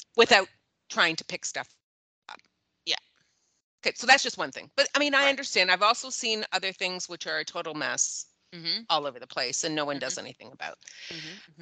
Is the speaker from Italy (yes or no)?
no; Toronto, Ontario, Canada; that's where I am from. Like yeah. that's where my house is yeah. is in Toronto proper